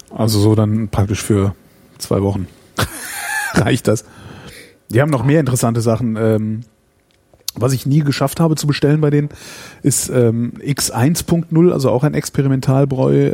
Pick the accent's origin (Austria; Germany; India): Germany; Cologne, North Rhine-Westphalia; ich bin Kölner